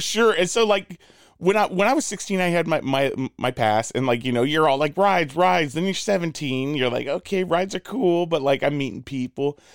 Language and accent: English; Southern California, United States; also born or lived in El Paso, Texas; I grew up in uh in Southern California for the most part, but like uh mm. you know we did we did live a little bit in El Paso